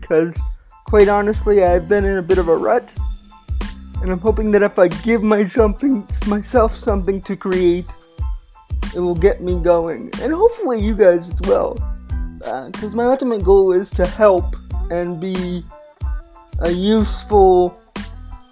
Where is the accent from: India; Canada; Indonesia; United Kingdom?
Canada; I am a Canadian filmmaker